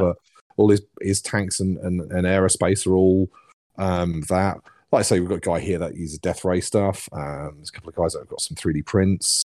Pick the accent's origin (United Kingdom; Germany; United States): United Kingdom; South East England; accent: Cockney; now in Plymouth, United Kingdom; I grew up in the southeast. I grew up near London, which is why I sound a little bit like a Cockney.